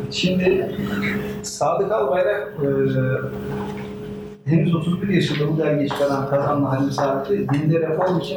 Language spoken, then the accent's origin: Turkish; Turkey; E, biz Türk'üz, Müslümanız e, ve aynı zamanda modernleşmek istiyoruz.